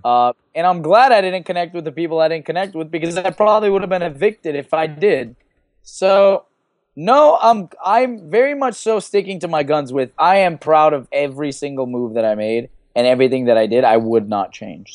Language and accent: English; Los Angeles, California, United States; L A, 'cause that's my hometown